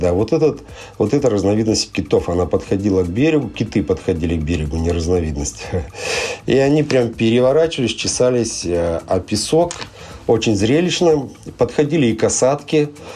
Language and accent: Russian; Sakhalin Oblast, Russia; я родился и вырос э, на Сахалине